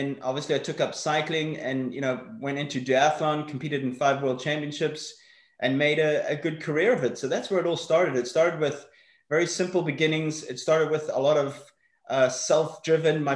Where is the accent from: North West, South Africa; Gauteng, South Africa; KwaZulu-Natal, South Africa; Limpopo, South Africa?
Gauteng, South Africa; Johannesburg; also born or lived in Northern Ireland; I was actually born in Northern Ireland. We lived there until I was 6, and then we moved across to Johannesburg in the early 80s